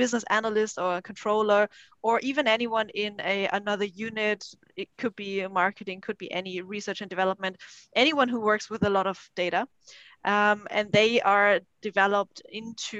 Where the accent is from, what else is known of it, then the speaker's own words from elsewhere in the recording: Germany; also born or lived in China; I'm born and raised in Germany